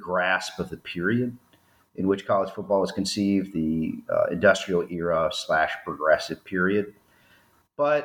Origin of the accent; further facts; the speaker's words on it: Shenandoah Valley of Virginia, United States; I grew up in the Shenandoah Valley of Virginia